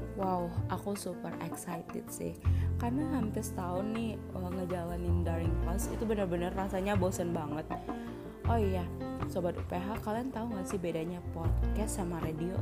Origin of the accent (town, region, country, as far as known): Bungo Regency, Jambi, Indonesia